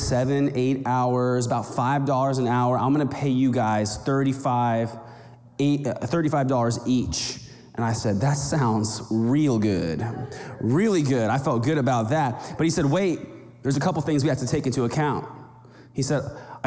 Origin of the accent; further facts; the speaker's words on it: rural Kansas, United States; now in Arizona, United States; I grew up in the Midwest in rural Kansas